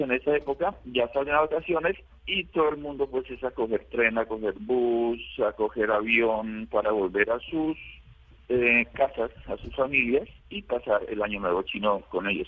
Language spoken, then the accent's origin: Spanish; La Florida, Nariño, Colombia; born or raised there; moved away as an adult; also born or lived in Pasto, Colombia; now in Xiamen, China